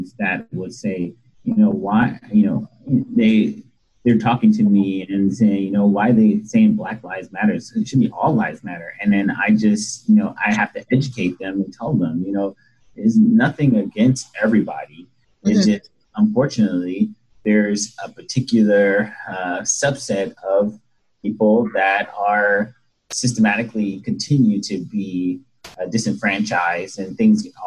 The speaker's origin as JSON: {"language": "English", "town": "Los Angeles", "region": "California", "country": "United States", "tie": "born or raised there", "said": "I grew up in South Central Los Angeles."}